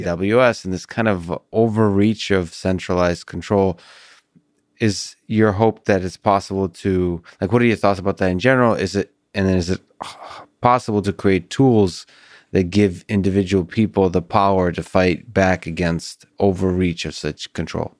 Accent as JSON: {"language": "English", "country": "Russia", "tie": "born or raised there", "moved": "yes", "lives_now": "United States", "said": "I was born in Russia"}